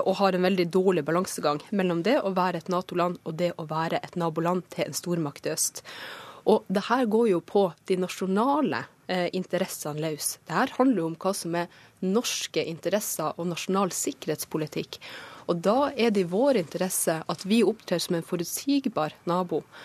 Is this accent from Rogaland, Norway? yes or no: no; Troms og Finnmark, Norway; Øst-Finnmark i hjemtraktene mine.